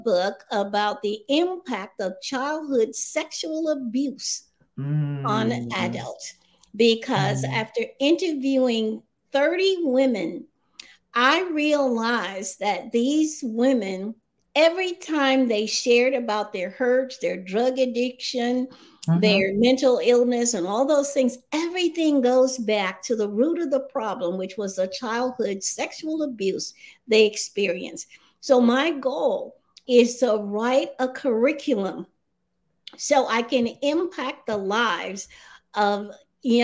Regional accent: South Carolina, United States; moved away; I'm just a little country girl, a poor little girl from a family of 18 children, and I'm number 8. I'm from South Carolina

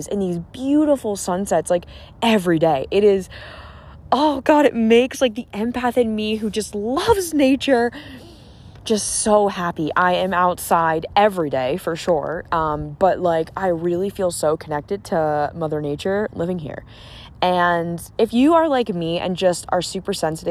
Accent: about an hour south of Boston, 20 minutes from Cape Cod, Massachusetts, United States; I'm from like the Boston area. And I grew up about an hour south

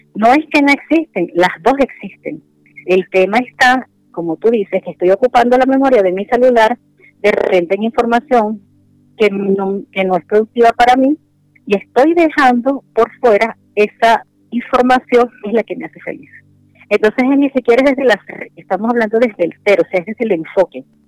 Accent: Venezuela; moved away as an adult; also born or lived in Spain; now in Santiago, Chile; yo soy venezolana, tengo acá en Santiago de Chile alrededor de dos años

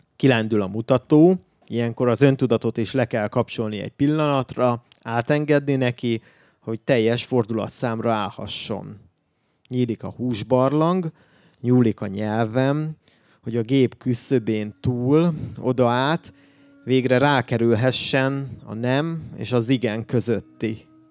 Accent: Miskolc, Borsod-Abaúj-Zemplén, Hungary; moved away as an adult; now in Budapest, Hungary; Én Miskolcról származom

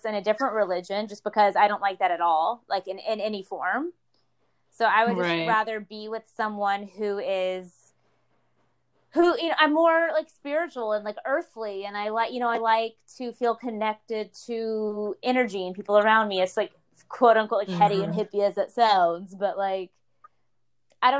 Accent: the South, United States; growing up in the South

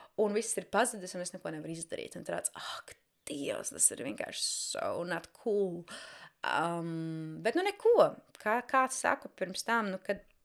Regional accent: Jēkabpils, Latvia; now in London, United Kingdom; es esmu oriģināli no Jēkabpils

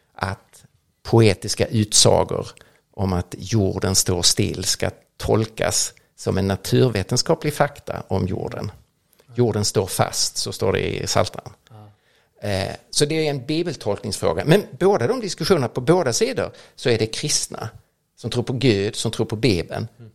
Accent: Lund, Skåne, Sweden; växte upp nere i Lund

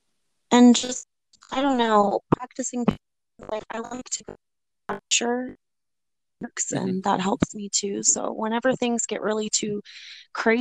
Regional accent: East Coast, United States; I'm from the United States, East Coast

